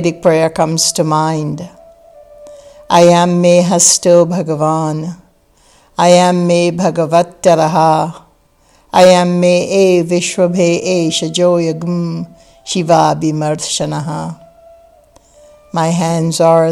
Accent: Guyana; now in United States; I grew up in British Guyana, the British West Indies, in South America, in a village of less than 500 people

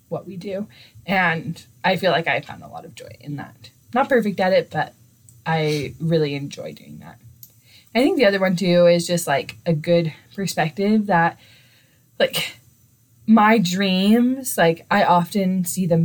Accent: Clinton, Utah, United States; I am from Clinton, Utah.

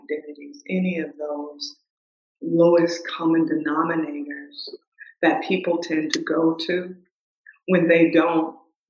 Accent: the South, United States; accent: southern; moved away

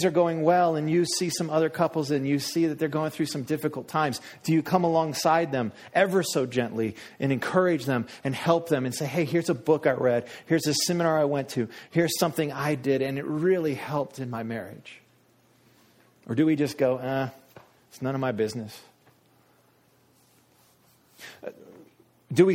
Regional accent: United States; I'm American

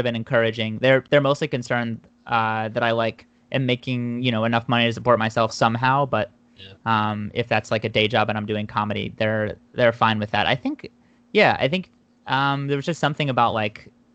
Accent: Philadelphia suburbs, Pennsylvania, United States; moved away as an adult; now in New York City, United States; I'm from the Philadelphia suburbs

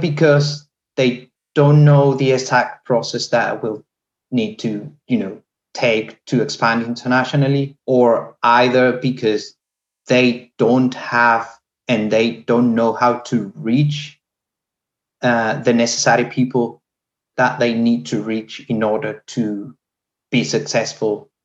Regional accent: Venezuela; moved away as an adult; also born or lived in Mexico; now in United Kingdom; I am from Venezuela

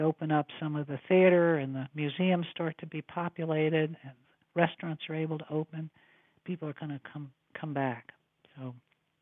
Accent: New York City, New York, United States; also born or lived in Washington, D.C.; I am a New Yorker in that I was born and raised here

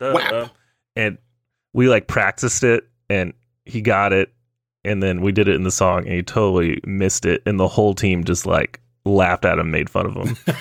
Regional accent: Texas, United States; I'm from Texas. We don't joke about tackle football

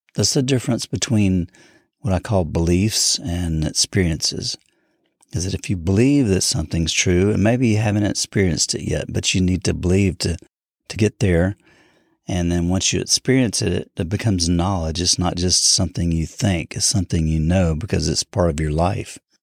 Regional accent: United States; I'm not African, I'm a, I'm American

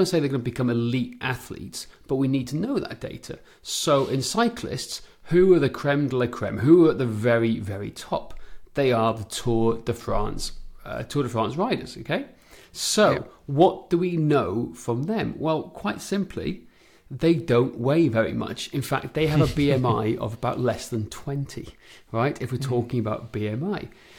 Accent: Wales, United Kingdom; moved away; I grew up on great cycling roads back in mid-Wales

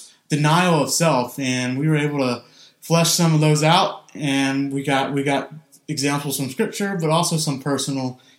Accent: Mississippi, United States; moved away; being from Mississippi.

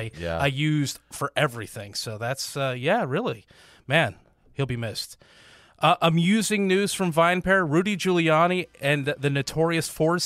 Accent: Pacific Northwest, United States; I'm from the Northwest. We didn't really have Stuckey's over there, I don't think.

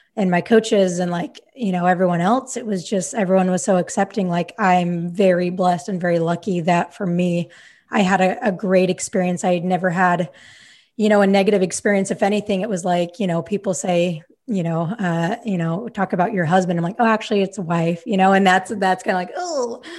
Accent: Utah, United States; moved away as an adult; now in Sacramento, United States; I grew up in Utah. Like, my whole, whole life I lived in Utah until now, I live in Sacramento

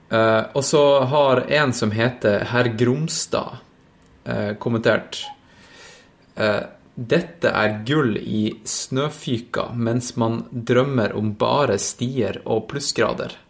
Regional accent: Tromsø, Troms, Norway; moved away; jeg var jo hjemme i Tromsø en tur

